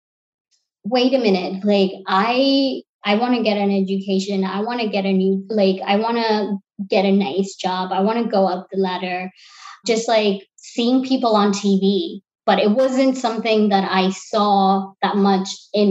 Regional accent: Sri Lanka; moved away as an adult; also born or lived in London, United Kingdom; now in New York City, United States; So I'm originally from Sri Lanka. I lived in Sri Lanka till I was 18.

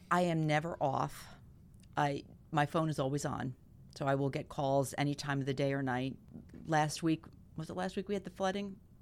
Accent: Clinton, New Jersey, United States; I grew up in Clinton, so I graduated Clinton Public in North Hunterdon

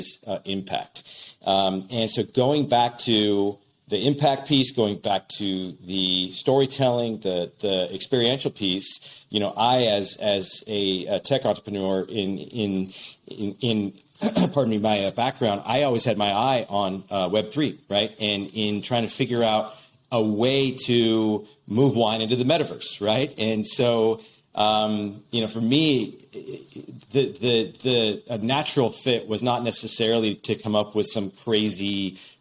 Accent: Walla Walla, Washington, United States; I founded Knocking Point in my hometown of Walla Walla, Washington

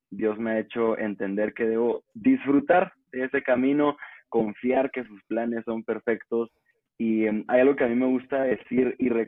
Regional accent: Guatemala; soy de Guatemala.

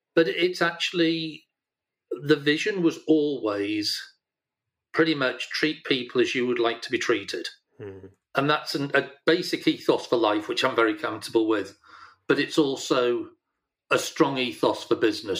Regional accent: Yorkshire and the Humber, United Kingdom; I'm a Yorkshireman

